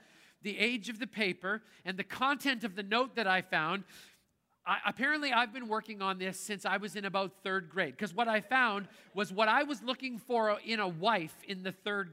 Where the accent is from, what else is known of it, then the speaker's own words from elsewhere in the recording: Canada; I grew up in Canada and that's how we roll north of the border.